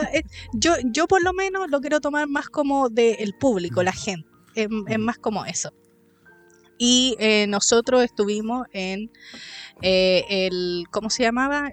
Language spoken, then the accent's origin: Spanish; Chile; como los chilenos sobre todo, nuestro, nuestra nación